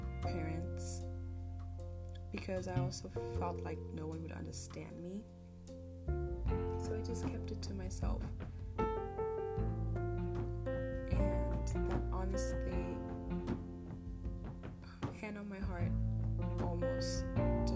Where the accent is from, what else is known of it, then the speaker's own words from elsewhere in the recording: Germany; I'm from Germany.